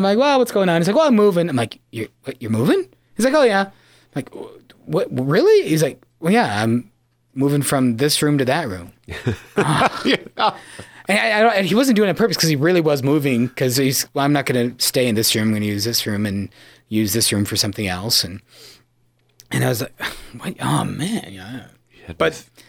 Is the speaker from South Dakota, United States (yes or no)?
yes; Yankton, South Dakota, United States; From the mother city of the Dakotas, Yankton, my hometown.